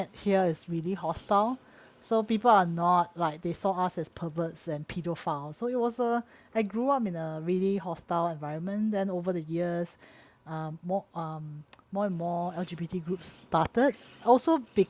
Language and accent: English; Singapore; I grew up from Singapore